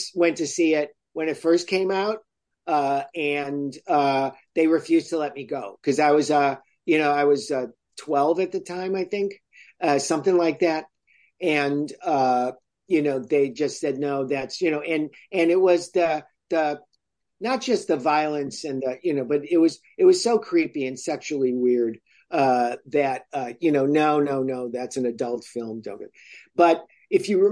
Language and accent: English; Chicago, Illinois, United States; I grew up in Chicago